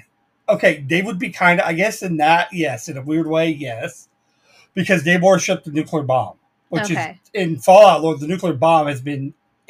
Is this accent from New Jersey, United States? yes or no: no; Tennessee, United States; You know how I grew up in Tennessee.